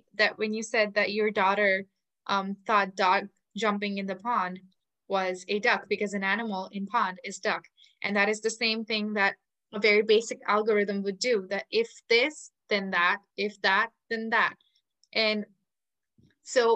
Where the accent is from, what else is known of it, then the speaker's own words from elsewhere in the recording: India; English is a second language; It's just my state, because India has 30 states and then 30 different languages